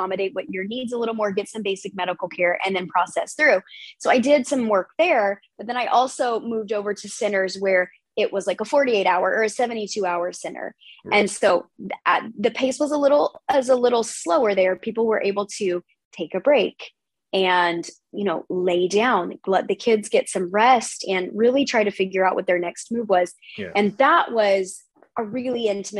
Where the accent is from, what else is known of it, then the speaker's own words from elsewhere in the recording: United States; being American